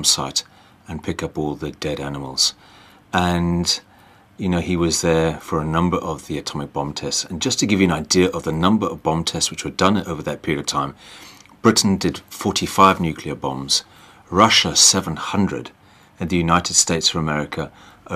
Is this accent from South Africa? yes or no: yes; Cape Town, Western Cape, South Africa; also born or lived in Plymouth, England / Grahamstown, South Africa; When I was 10 years old, I moved out to South Africa, initially to Grahamstown, and then we went to live in Cape Town